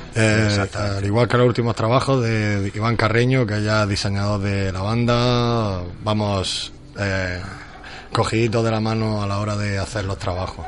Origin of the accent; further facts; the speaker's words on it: Almería, Andalusia, Spain; somos almerienses